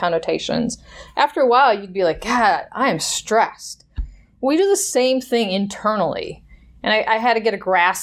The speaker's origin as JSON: {"language": "English", "region": "Wisconsin", "country": "United States", "tie": "born or raised there", "said": "I grew up in Wisconsin"}